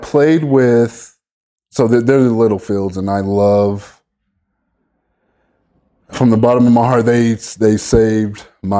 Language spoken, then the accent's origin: English; Las Vegas, Nevada, United States; also born or lived in Bellflower, California; now in Farmington, United States; I'm born and raised in Bellflower, California. I lived there for about 7-8 years and then moved to Las Vegas. And then lived there most of my life.